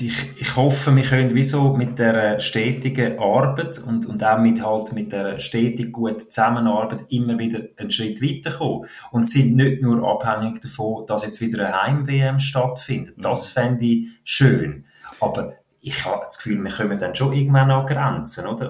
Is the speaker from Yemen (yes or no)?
no; Switzerland; wir Schweizer